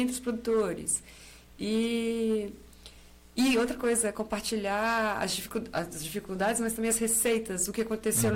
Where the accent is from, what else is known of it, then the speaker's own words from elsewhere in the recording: Paiolim, Minas Gerais, Brazil; also born or lived in Rio Preto; Eu nasci aqui em, no Paiolim